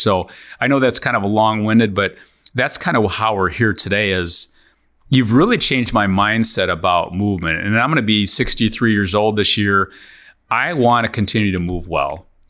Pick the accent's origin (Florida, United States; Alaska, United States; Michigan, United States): Michigan, United States; Lansing; We're from Lansing area.